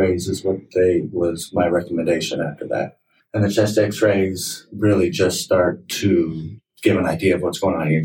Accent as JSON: {"language": "English", "area": "Moreno Valley", "region": "Southern California", "country": "United States", "tie": "born or raised there", "also_born_or_lived": "Michigan / Ohio", "said": "I grew up right here in Southern California, Marina Valley"}